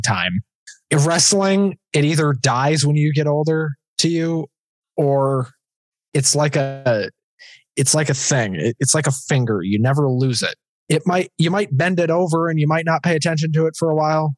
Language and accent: English; Minnesota, United States; moved away as an adult; now in Fargo, United States; I'm from Minnesota originally